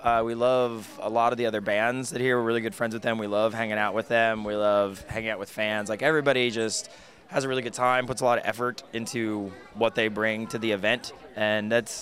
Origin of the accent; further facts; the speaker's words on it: Boston, Massachusetts, United States; Well, we're from Boston. We play up there a lot.